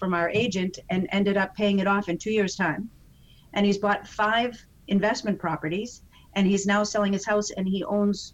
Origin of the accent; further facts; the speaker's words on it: Boston, Massachusetts, United States; I'm from Boston